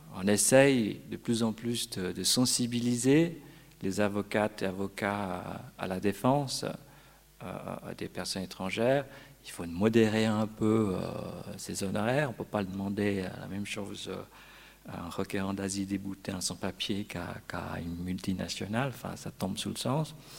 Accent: Vaud, Switzerland; Chez nous, en Pays de Vaud

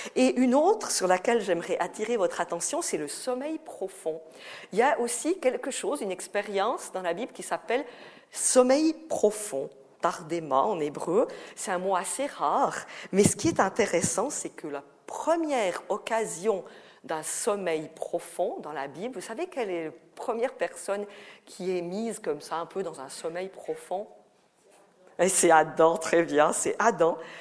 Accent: Valais, Switzerland; accent: Valaisan; j'ai l'accent valaisan, hein, c'est pas l'accent vaudois

